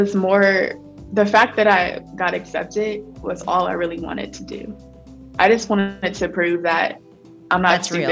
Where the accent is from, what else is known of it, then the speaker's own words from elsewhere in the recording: Columbus, Ohio, United States; back in my hometown in Columbus, Ohio